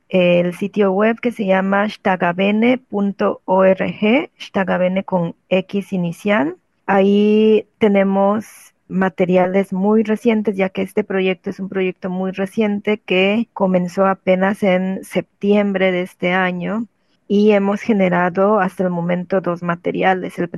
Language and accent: Spanish; Juchitán, Oaxaca, Mexico; yo soy originaria de Oaxaca, de Juchitán, Oaxaca.